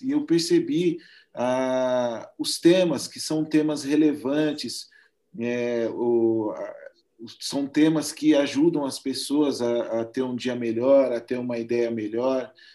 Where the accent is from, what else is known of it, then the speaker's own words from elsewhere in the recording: interior of São Paulo, Brazil; eu sou de São Paulo, junto com ela, somos no interior de São Paulo